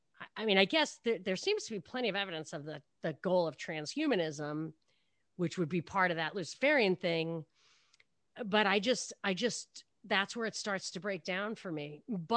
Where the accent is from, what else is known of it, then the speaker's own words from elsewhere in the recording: Brooklyn, New York, United States; born there; It's, I was born in Brooklyn, though.